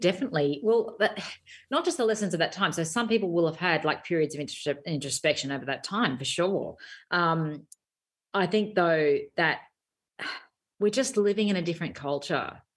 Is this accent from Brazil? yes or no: no; Australia